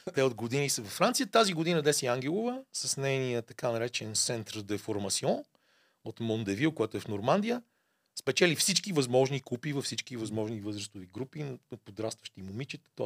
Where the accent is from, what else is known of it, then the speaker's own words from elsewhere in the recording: Bulgaria; ние му викам от България